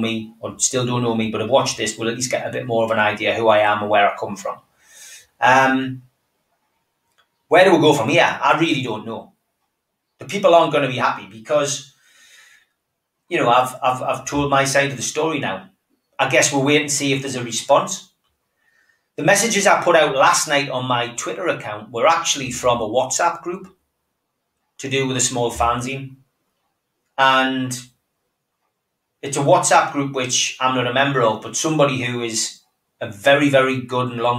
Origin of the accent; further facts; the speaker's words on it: Gateshead, North East England, United Kingdom; from Gateshead